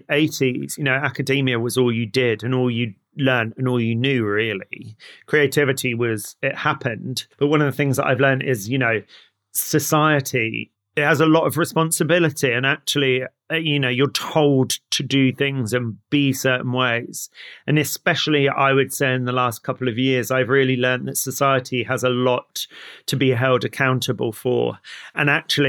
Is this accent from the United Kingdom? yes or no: yes; Somerset, South West England, United Kingdom; also born or lived in London; I was born in London, in East London, but I was brought up down in Somerset